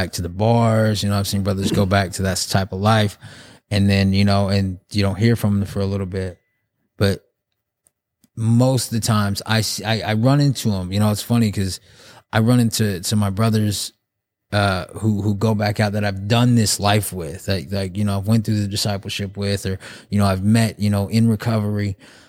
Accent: Muskogee, Oklahoma, United States; born there; so I was born in Muskogee. My mom, she's Navajo. She's from the reservation in Arizona, the Navajo reservation.

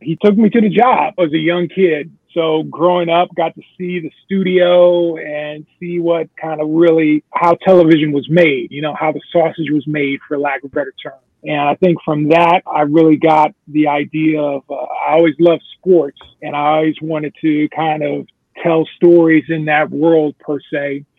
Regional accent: Chicago, Illinois, United States; I grew up in Chicago, Illinois. I grew up on the south side of the city, born and raised.

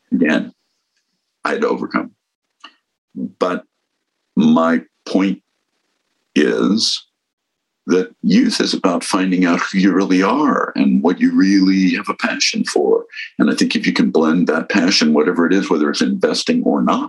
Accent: San Mateo, California, United States; also born or lived in San Francisco / Woodside, California; I grew up in San Mateo, California

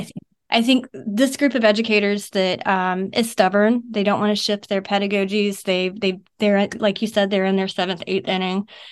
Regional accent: Savannah, Georgia, United States; moved away as an adult; I'm from Savannah, Georgia. And I grew up there up until, uh, two thousand sixteen.

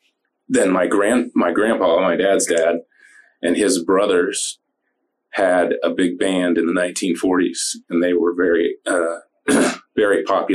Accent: Indiana, United States; moved away as an adult; also born or lived in Florida Keys, United States; now in St. Petersburg, United States; I'm from Indiana originally.

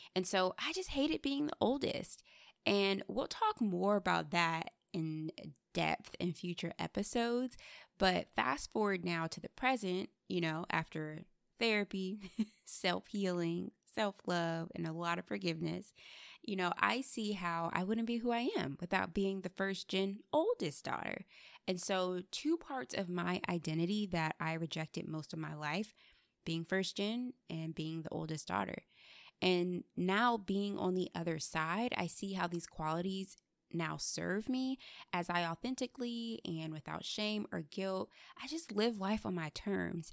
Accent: United States; growing up, I was embarrassed by my Nigerian culture. I was teased for my name, my skin color, and just, like, all the assumptions that kids in the States had

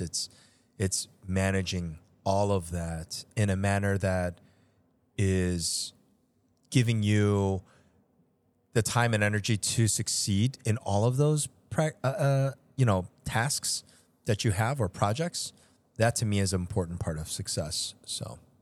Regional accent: Chicago, Illinois, United States; also born or lived in Seoul, South Korea; I was born in Seoul and have been living here in Chicago pretty much my entire life

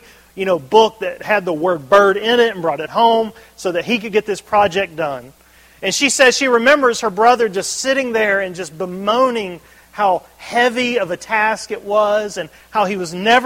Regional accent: Birmingham, Alabama, United States; moved away; I grew up in Birmingham, Alabama

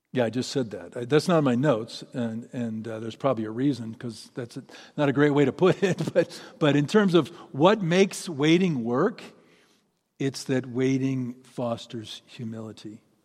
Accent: Seattle, Washington, United States; my hometown, in my town, Seattle.

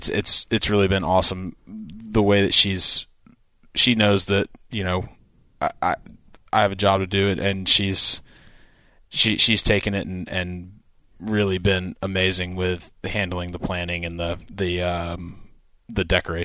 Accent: Georgia, United States; So, like, he lives in Georgia. I'm from Georgia. She's from Kansas City.

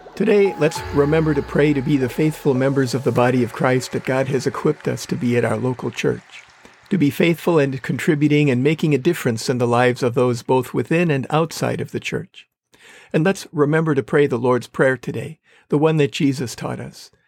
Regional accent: Manitowoc, Wisconsin, United States; moved away as an adult; also born or lived in San Dimas, California; now in Los Angeles County, United States; My hometown is Manitowoc, Wisconsin

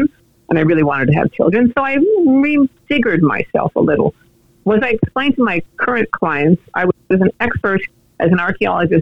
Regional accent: Montreal, Quebec, Canada; I was born in Montreal, and I lived in Montreal for a lot of my young life

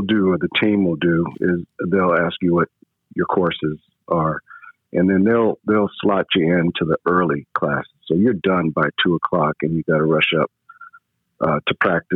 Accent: Berkeley, California, United States; also born or lived in San Francisco; Born in San Francisco, but pretty much raised in Berkeley, California

